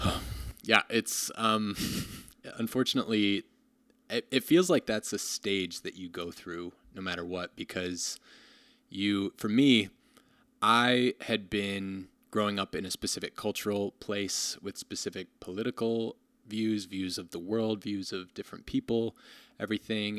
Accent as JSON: {"language": "English", "town": "Rockford", "region": "Illinois", "country": "United States", "tie": "born or raised there", "also_born_or_lived": "Ohio", "moved": "as an adult", "lives_now": "Madison, United States", "said": "I grew up in Rockford, Illinois"}